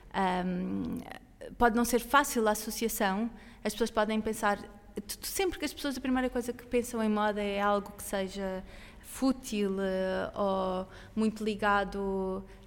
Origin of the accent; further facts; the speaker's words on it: Sintra, Lisbon, Portugal; é um lugar bonito. Eu, eu, eu, sou de Sintra